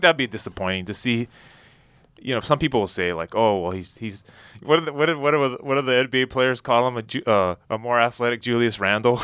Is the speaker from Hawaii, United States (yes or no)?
yes; Hawaii, United States; moved away; also born or lived in Minnesota; I grew up in Hawaii and Minnesota